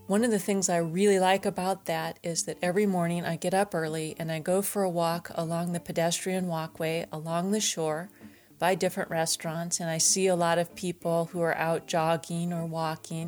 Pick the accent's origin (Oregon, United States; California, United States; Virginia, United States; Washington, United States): Washington, United States; Tacoma; I grew up in Tacoma, Washington, in a small place called Browns Point